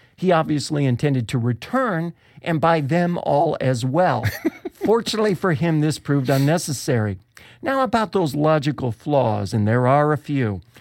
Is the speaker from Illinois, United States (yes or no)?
no; Rochester, New York, United States; my hometown of Rochester